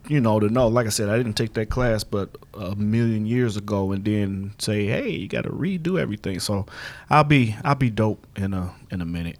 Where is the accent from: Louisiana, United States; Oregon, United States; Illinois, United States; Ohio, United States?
Ohio, United States; Cleveland; moved away; I'm originally from Cleveland, and I work for the city of East Cleveland